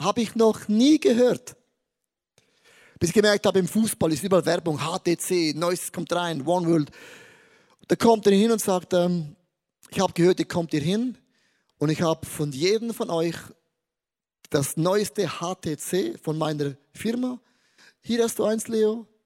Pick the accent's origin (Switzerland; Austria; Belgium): Switzerland; Hallo, ich bin Schweizer, bodenständig klein und stehe.